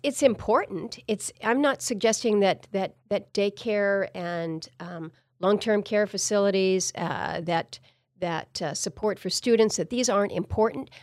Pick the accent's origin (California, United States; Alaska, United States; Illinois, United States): Alaska, United States; Wrangell; also born or lived in Ketchikan; growing up as a kid in Southeast, that's how we traveled. When we moved from Wrangell to go down to Ketchikan